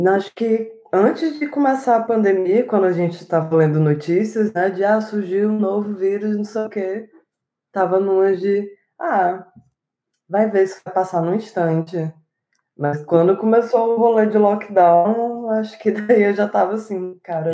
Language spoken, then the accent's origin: Portuguese; Morada Nova, Ceará, Brazil; also born or lived in Fortaleza; minha infância, morei no interior do Ceará, uhum. numa cidade chamada Morada Nova